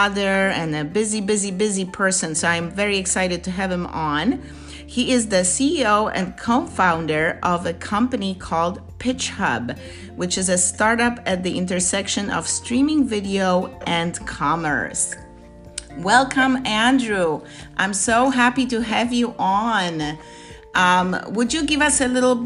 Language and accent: English; Poland; I'm Polish